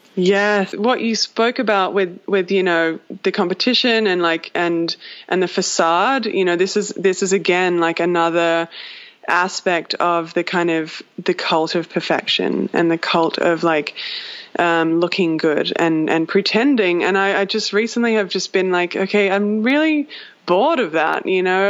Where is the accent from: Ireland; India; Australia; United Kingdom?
Australia; moved away as an adult; now in Los Angeles, United States; I left my home country of Australia. My parents live 23 hours away, flight